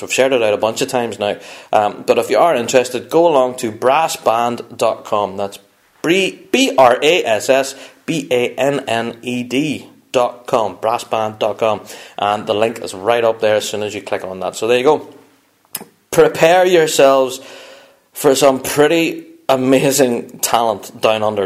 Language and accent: English; Northern Ireland, United Kingdom; I'm kind of from Northern Ireland